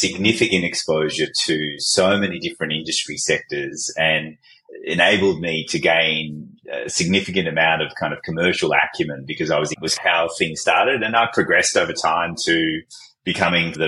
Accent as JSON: {"language": "English", "area": "Fairfield, Bonnyrigg and Liverpool", "region": "New South Wales", "country": "Australia", "tie": "born or raised there", "also_born_or_lived": "Baghdad, Iraq", "said": "I was born in Baghdad in Iraq, and we escaped the Iraq-Iran war in the 70s and were fortunate enough to be able to come to Australia as refugees back in 1976. So I grew up in the south of Fairfield and Bonnyrigg and Liverpool"}